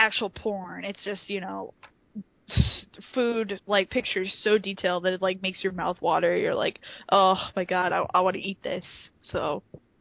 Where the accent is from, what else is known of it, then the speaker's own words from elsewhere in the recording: United States; I'm American